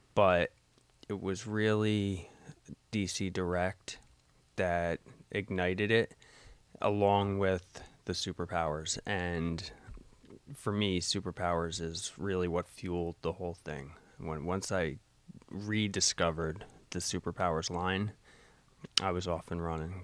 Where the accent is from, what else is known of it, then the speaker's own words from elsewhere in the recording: Rahway, New Jersey, United States; I grew up in Rahway. Um, moved out of Rahway when I was, uh, probably about twelve and, um, made my way up here.